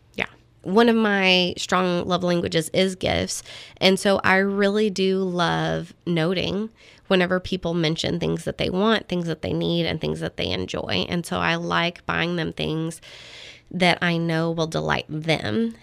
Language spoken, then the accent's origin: English; Texas, United States; I'm not ashamed that I'm a Texan